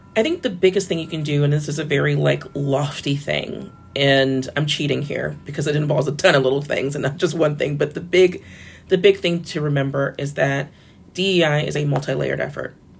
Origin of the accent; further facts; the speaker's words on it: Florida, United States; I'm from Florida